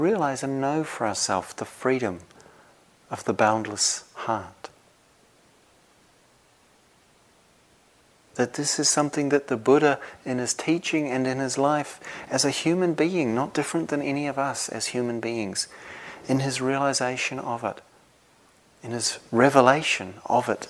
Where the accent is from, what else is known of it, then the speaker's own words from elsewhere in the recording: New Zealand; moved away as an adult; now in Devon, United Kingdom; I was from New Zealand